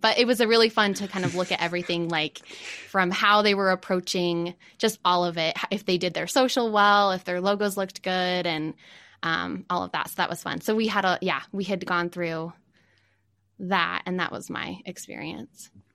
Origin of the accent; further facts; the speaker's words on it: Farmington, Utah, United States; also born or lived in New York / Salt Lake City; I grew up in Farmington and now I'm in Salt Lake.